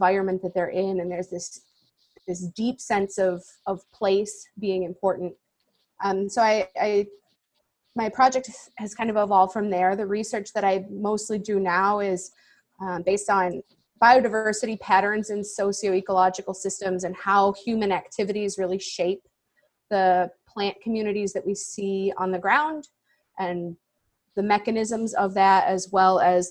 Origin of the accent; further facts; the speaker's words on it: Chicago, Illinois, United States; I am originally from Chicago. I grew up in the suburbs, spent some time in the city